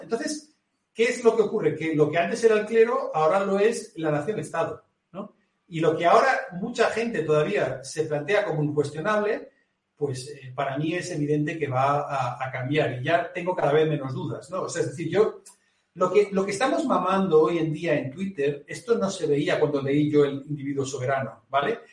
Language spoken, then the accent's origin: Spanish; Galicia, Spain; accent: gallego; yo lo digo con acento gallego, yo soy, acento, yo soy gallego